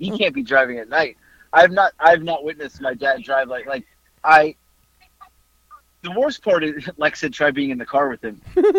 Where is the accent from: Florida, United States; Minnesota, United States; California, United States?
Florida, United States; And then my mom will randomly always go, we're from Florida.